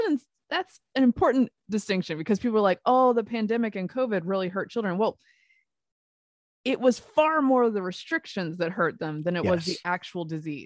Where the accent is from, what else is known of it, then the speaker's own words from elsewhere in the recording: the South, United States; That's a thing I learned when I moved here. I'm a Southerner. I am not trained for this.